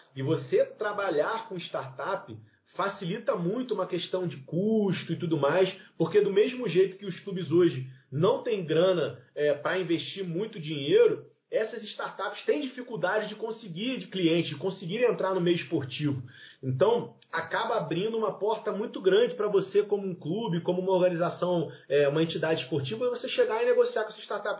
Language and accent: Portuguese; Rio de Janeiro, Brazil; eu sou lá do Rio de Janeiro